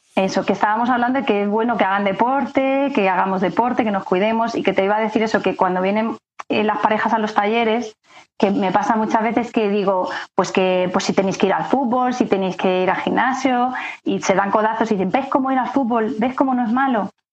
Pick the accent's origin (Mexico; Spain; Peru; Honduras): Spain; Castilla-La Mancha; moved away as an adult; also born or lived in Madrid; como me tuve que venir a Madrid a estudiar, porque yo soy de Castilla-La Mancha